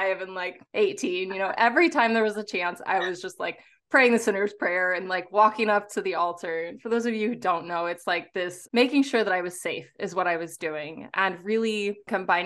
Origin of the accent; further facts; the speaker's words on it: St. Louis, Missouri, United States; I was raised in the Midwest of the United States, Turtle Island, and I was raised in St. Louis